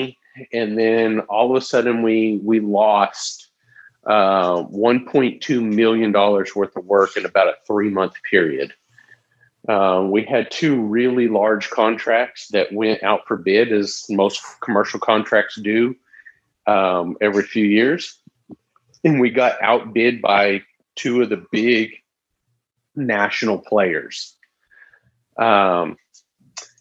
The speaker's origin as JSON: {"language": "English", "town": "Tyler", "region": "Texas", "country": "United States", "tie": "born or raised there", "also_born_or_lived": "Tulsa, Oklahoma", "said": "I'm a nobody from Tyler, Texas. I grew up here"}